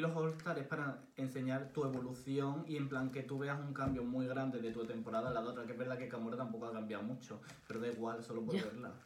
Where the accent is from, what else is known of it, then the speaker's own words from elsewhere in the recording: Córdoba, Andalusia, Spain; soy de Córdoba